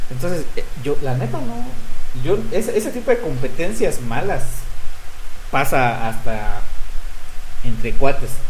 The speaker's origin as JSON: {"language": "Spanish", "region": "Michoacán", "country": "Mexico", "said": "Y yo como michoacano diga, ah, pero en Michoacán matan a 20 personas al día."}